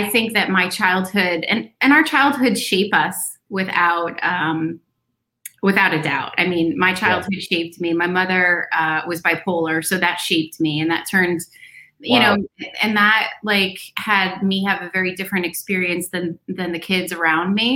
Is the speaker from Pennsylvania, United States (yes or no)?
no; Westfield, New Jersey, United States; I live where I was born and raised in Westfield, New Jersey